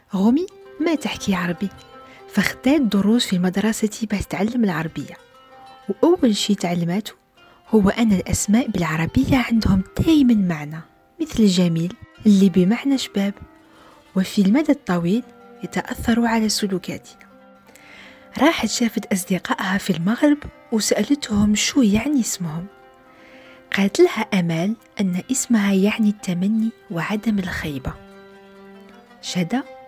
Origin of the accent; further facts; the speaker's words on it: Algeria; في بلدي الجزائر